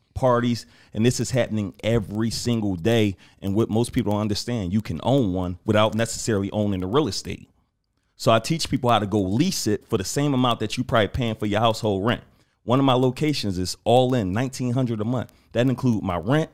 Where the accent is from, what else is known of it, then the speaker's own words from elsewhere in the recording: Philadelphia, Pennsylvania, United States; I'm from West Philly